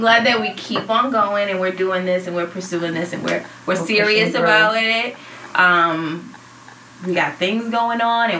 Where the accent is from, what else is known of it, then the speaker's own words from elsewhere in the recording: Boston, Massachusetts, United States; I'm not from North Carolina, from Boston, but my mom lives there.